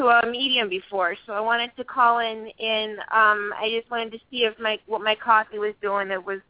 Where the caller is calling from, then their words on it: New Hampshire, United States; from New Hampshire.